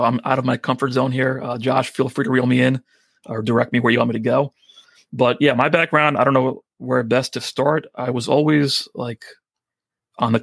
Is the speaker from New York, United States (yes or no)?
yes; New York, United States; accent: New Yorker thick accent; I'm a New Yorker with a thick accent